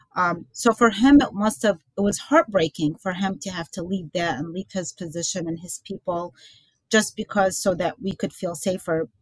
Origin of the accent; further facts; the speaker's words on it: Baghdad, Baghdad Governorate, Iraq; now in United States; I was born in Baghdad